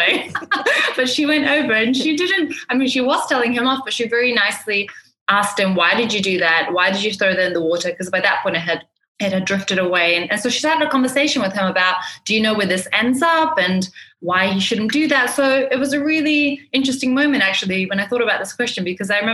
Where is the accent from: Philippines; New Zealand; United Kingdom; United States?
New Zealand; moved away as an adult; now in Dubai, United Arab Emirates; I grew up in New Zealand. So I've been in Dubai for about 10 years, but I grew up from a fairly young age in New Zealand